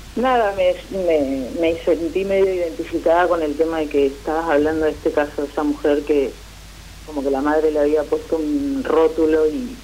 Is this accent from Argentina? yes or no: yes; Trelew, Chubut, Argentina; Todo bien de Treleu, Chubut.